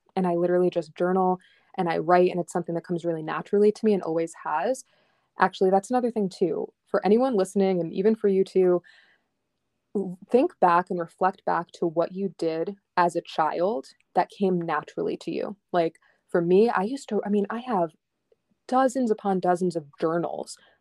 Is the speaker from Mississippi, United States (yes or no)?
no; upstate New York, United States; also born or lived in Long Island, New York; we moved from Long Island to upstate New York, which is really just, like, three, four hours, but for a seven-year-old, that's a lot